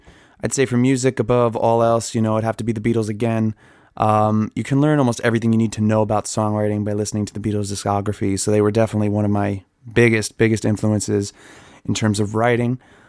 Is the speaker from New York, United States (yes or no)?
yes; Long Island, New York, United States; I'm from Long Island, New York